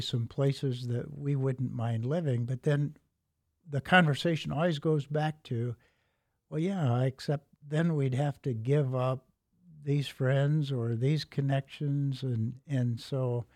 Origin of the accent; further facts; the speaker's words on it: Elkhart, Indiana, United States; I grew up in Elkhart, and so my K-12 education was in Elkhart